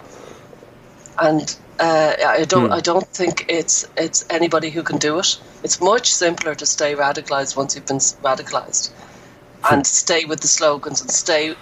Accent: Dublin, Leinster, Ireland; moved away as an adult; now in Offaly, Ireland; I'm from Dublin. I'm actually in the bedroom I grew up in.

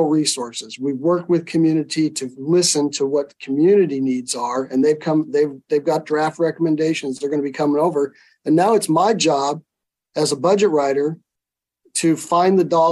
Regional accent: Renton, Washington, United States; I grew up in Renton. I went to Dimmitt Middle School in Skyway and graduated Hazen High School

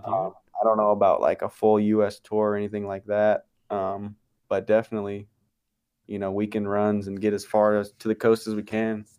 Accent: Barstow, California, United States; I grew up in Barstow. I still live here

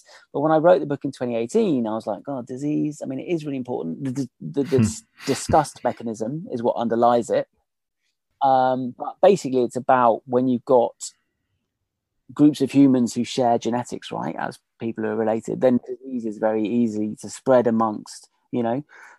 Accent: Australia; Absolutely. Well, we as in the Australians.

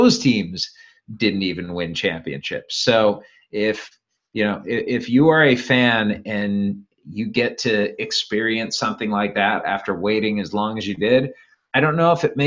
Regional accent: Cleveland, Ohio, United States; moved away; also born or lived in Fresno; I grew up in Cleveland

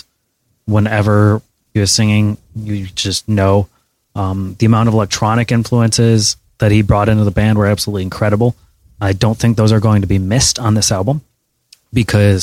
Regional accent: Troy, Michigan, United States; Coming from Troy, Michigan

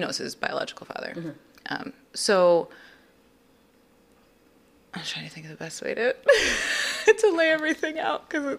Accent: Connecticut, United States; born or raised there

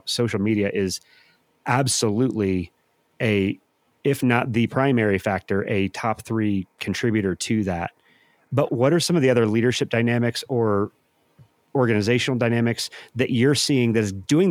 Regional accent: St. Louis, Missouri, United States; I'm from St. Louis

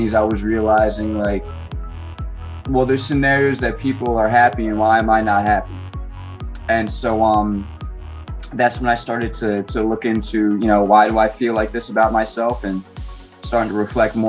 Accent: Netcong, New Jersey, United States; I'm from North New Jersey, this little town called Necong

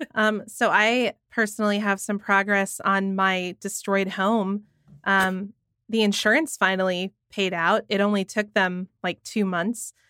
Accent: Georgia, United States; here in my home state of Georgia

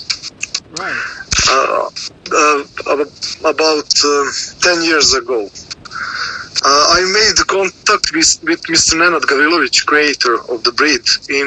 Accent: Serbia; I am from Serbia.

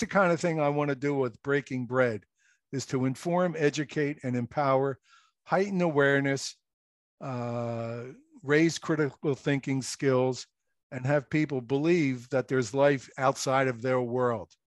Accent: Philadelphia, Pennsylvania, United States; moved away as an adult; also born or lived in Okinawa; now in New Jersey, United States; I grew up in Philadelphia, lived in the row house

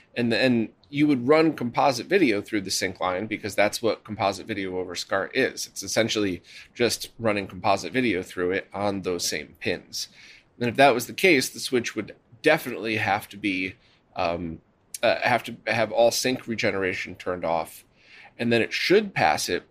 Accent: Connecticut, United States; I was born in Connecticut

